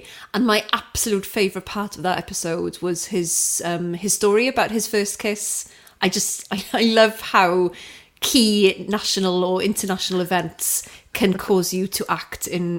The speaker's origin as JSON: {"language": "English", "town": "Aberystwyth", "region": "Wales", "country": "United Kingdom", "tie": "born or raised there", "said": "I grew up in Aberystwyth in the 90s as well."}